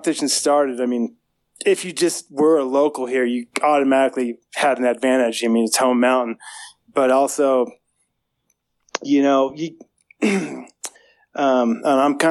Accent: United States; also born or lived in Colorado; I come from New Mexico and Colorado

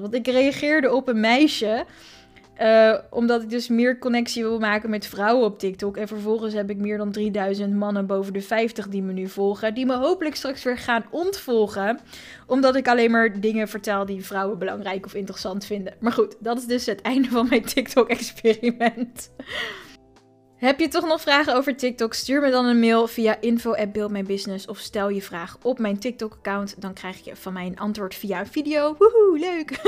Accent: Voorburg, South Holland, Netherlands; ik kom uit Voorburg, mensen. Daar spreken we met de R en met twee woorden.

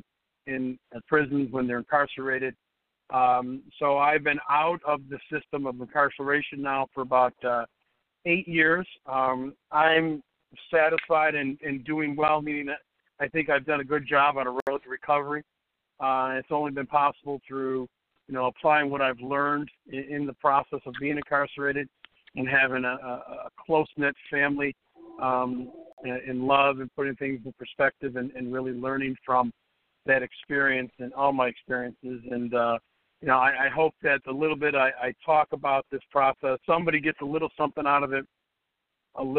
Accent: Chicago, Illinois, United States; I was born and raised in Chicago. I still live in Chicago

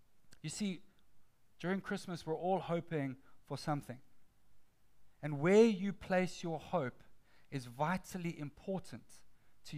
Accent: Johannesburg, Gauteng, South Africa; For me, in the early years of my childhood, I grew up in Johannesburg, South Africa

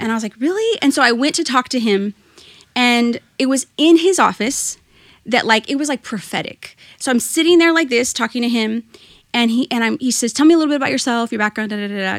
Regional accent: Rio Grande Valley, Texas, United States; also born or lived in Austin, Texas; I am from the Rio Grande Valley, though I was born in Austin. Um, I My parents moved there for a job opportunity and then moved back. And so really, most of my childhood and adult life has been spent here in the Rio Grande Valley

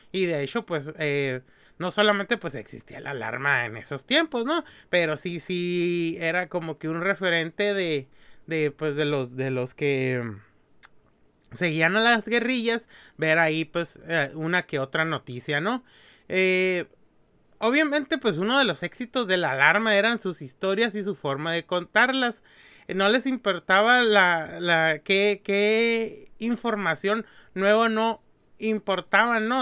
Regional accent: Mexico; los que somos de México

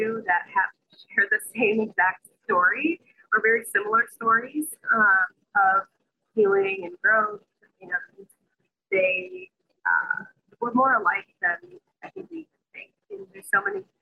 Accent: Chicago, Illinois, United States; moved away as an adult; I'm originally from the Midwest, Chicago

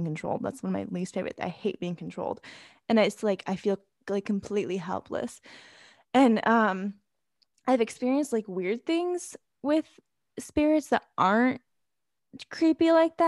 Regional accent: Germany; moved away; I grew up in Germany where like, it's like this like big, you drink beer and you have this like, festivals and all this stuff

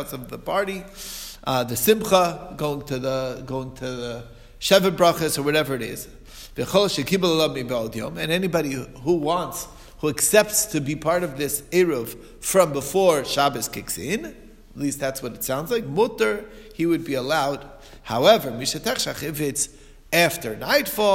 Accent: Muncie, Indiana, United States; growing up in Muncie

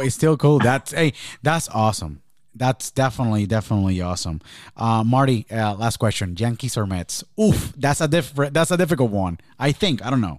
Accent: Puerto Rico; when I was born and raised in Puerto Rico

